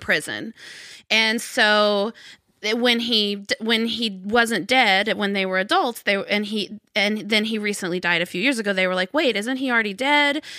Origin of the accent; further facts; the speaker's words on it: Arkansas, United States; I grew up in Arkansas